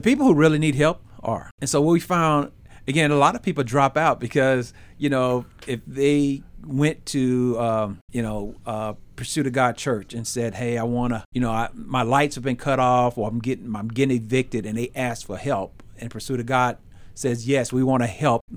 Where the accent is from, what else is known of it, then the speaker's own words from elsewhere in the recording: Memphis, Tennessee, United States; we grew up in Memphis.